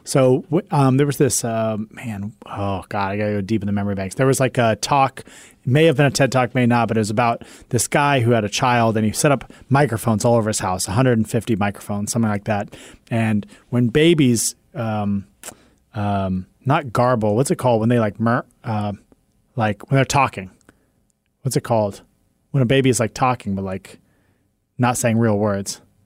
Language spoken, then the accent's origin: English; West Coast, United States; also born or lived in Boston; On the West Coast, we pronounce them the same